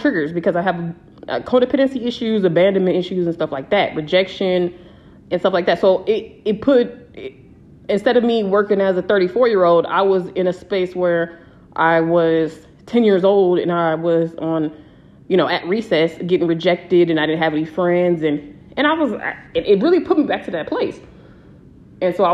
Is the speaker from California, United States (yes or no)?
yes; San Diego, California, United States; moved away as an adult; I'm from San Diego